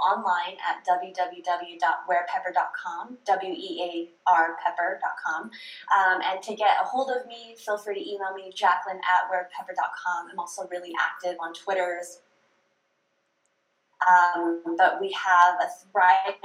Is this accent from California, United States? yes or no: yes; California, United States; I grew up in California, so I was blessed with some of the best Chinese food and Asian food in the whole country